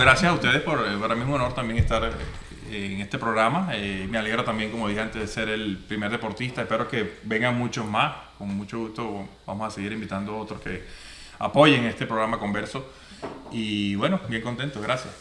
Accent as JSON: {"language": "Spanish", "town": "Guanare", "region": "Portuguesa", "country": "Venezuela", "also_born_or_lived": "Japan", "moved": "as an adult", "said": "allá en Guanare, bueno, eh, esa es la cultura de nosotros, mucha música llanera"}